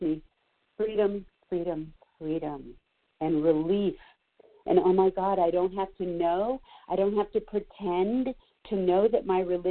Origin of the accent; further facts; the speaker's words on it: Los Angeles, California, United States; now in Colorado, United States; I grew up Jewish in Los Angeles